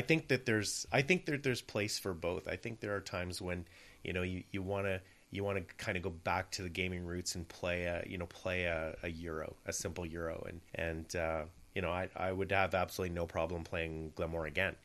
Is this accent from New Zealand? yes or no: no; Scotland, United Kingdom; being Scottish